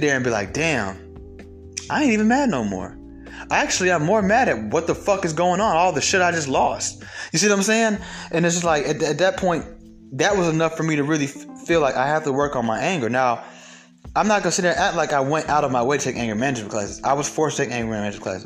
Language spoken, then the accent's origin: English; Atlanta, Georgia, United States; I'm from Atlanta